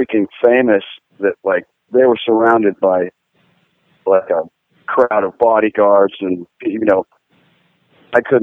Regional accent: Pittsburgh, Pennsylvania, United States; I'm from Pittsburgh

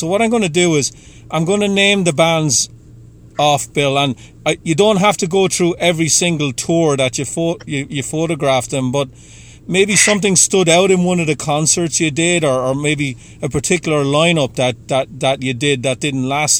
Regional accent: Ireland; Yeah, I'm Irish. We're always there when the bar's open.

